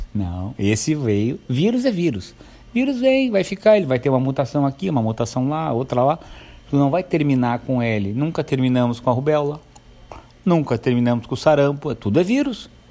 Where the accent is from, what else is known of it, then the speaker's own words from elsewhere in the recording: Santo Antônio da Patrulha, Rio Grande do Sul, Brazil; also born or lived in Novo Hamburgo; eu nasci em Novo Hamburgo. Vim para Santo Antônio com quatro anos